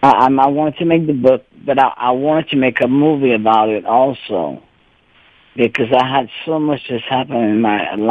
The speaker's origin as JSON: {"language": "English", "area": "Cajun", "region": "Louisiana", "country": "United States", "said": "I am a Cajun. I speak Cajun French, and my grandpa couldn't speak no English"}